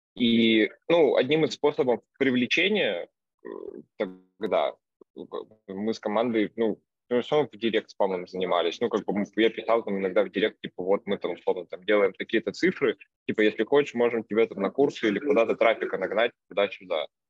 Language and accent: Russian; Vologda, Vologda Oblast, Russia; now in Saint Petersburg, Russia; я из Вологды, сейчас живу в Питере